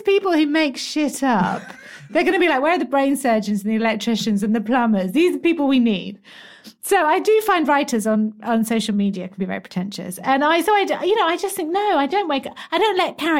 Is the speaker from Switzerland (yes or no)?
no; England, United Kingdom; I am very English